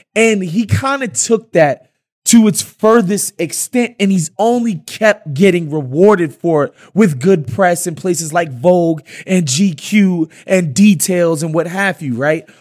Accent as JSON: {"language": "English", "town": "New York City", "region": "New York", "country": "United States", "tie": "born or raised there", "said": "my neighborhood, um, that I grew up, that I grew up in in Queens"}